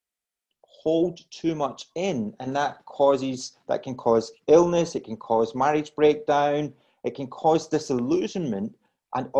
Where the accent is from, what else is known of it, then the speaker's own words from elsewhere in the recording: Glasgow, Scotland, United Kingdom; now in Australia; as you gather from my accent, I'm originally from Scotland